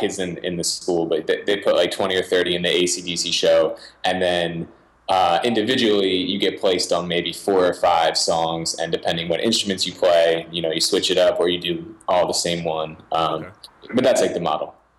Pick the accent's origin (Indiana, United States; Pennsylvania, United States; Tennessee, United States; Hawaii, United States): Pennsylvania, United States; Philadelphia; I was born in Philadelphia, in the suburbs of Philadelphia